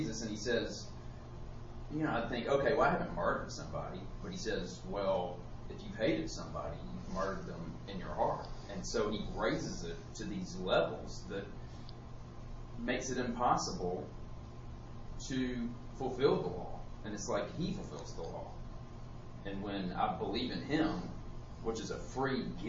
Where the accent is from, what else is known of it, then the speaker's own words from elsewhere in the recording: United States; growing up in America